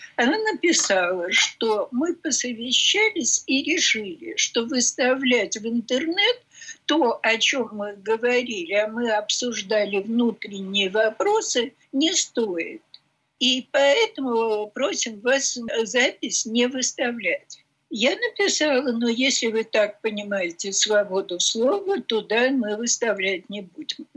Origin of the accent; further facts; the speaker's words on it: Russia; я из России